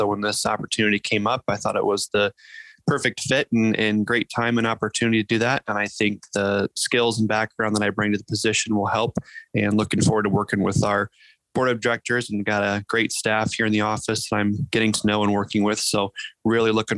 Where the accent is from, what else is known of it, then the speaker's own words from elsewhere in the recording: north central Iowa, United States; also born or lived in Indiana; I grew up here in Iowa, up in north central Iowa, on a grain and livestock production farm